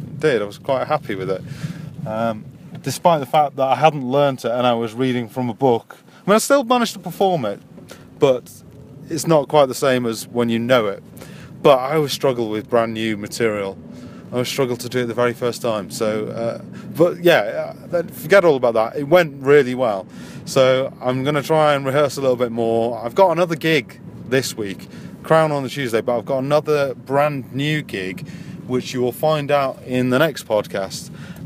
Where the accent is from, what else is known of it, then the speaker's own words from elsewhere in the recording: Yorkshire and the Humber, United Kingdom; So it's about me being a Yorkshireman, but I'm not really working class anymore.